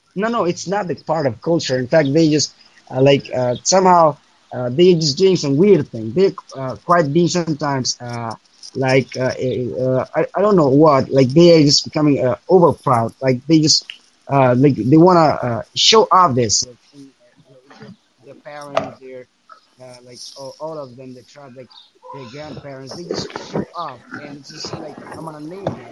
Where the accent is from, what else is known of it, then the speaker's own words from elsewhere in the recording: Afghanistan; I'm not from London. In fact, I'm from Afghanistan